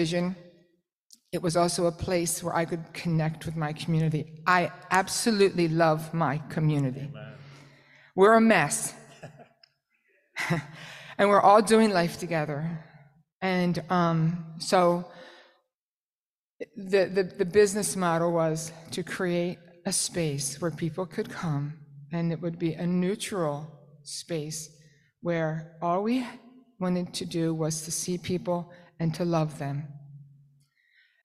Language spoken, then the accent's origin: English; New Jersey, United States; I'm from South Jersey